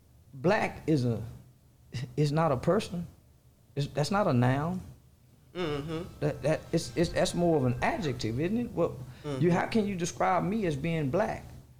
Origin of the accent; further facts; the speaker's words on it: United States; Well, I'm black American.